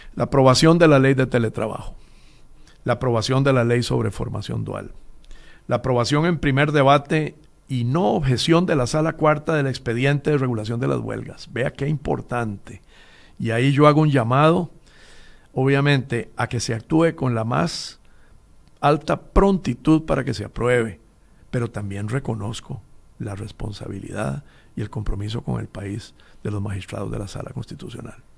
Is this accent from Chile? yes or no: no; Costa Rica; somos los costarricenses